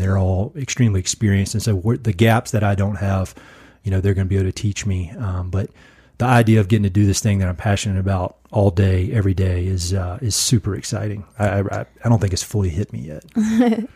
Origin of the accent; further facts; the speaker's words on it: North Carolina, United States; moved away as an adult; now in Colorado Springs, United States; I was born and raised in North Carolina, grew up there